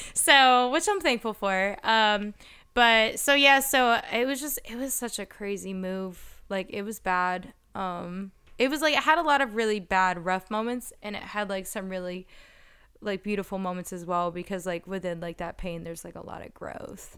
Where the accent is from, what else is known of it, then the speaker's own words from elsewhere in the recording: New Jersey, United States; moved away as an adult; also born or lived in Philadelphia; now in Los Angeles, United States; I'm from New Jersey, but I moved from Philadelphia